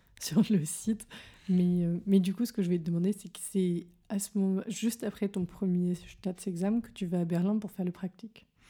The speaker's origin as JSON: {"language": "French", "country": "France", "said": "quand on est français"}